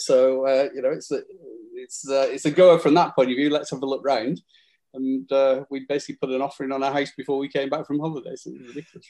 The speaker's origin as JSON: {"language": "English", "town": "Burnley", "region": "North West England", "country": "United Kingdom", "tie": "born or raised there", "said": "I'm from Burnley.\" Where do you go to school? Burnley Grammar School"}